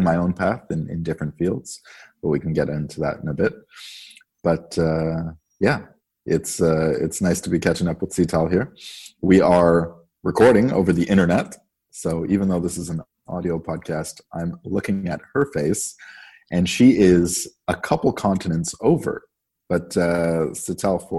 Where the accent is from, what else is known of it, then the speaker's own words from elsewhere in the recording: Canada; moved away as an adult; now in Copenhagen, Denmark; I am a Canadian living in Copenhagen, Denmark